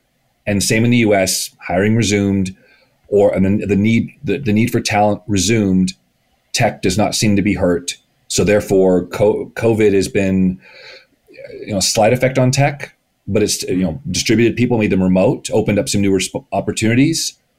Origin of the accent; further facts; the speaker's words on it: United States; also born or lived in Canada; as an American, the perspective of living in both countries, having multiple cross-border companies. I'm in Canada.